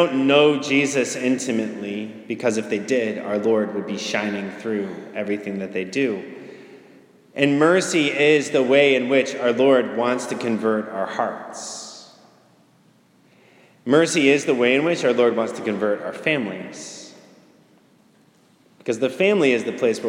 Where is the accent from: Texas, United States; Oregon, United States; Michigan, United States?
Michigan, United States; now in Lincoln, United States; I'm originally from Michigan